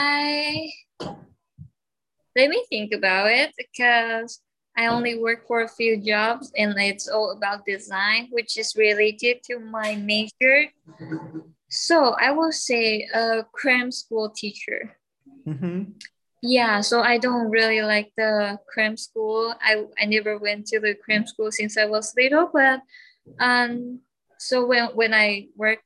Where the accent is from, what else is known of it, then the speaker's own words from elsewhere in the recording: Taiwan; moved away as an adult; now in Hawaii, United States; I'm from Taiwan